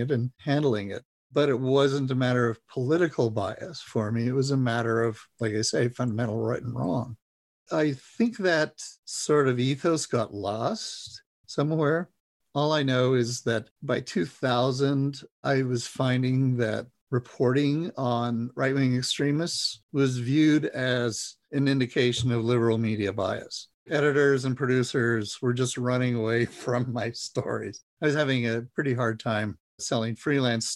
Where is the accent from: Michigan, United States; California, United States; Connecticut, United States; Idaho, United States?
Idaho, United States; I grew up a Republican in Idaho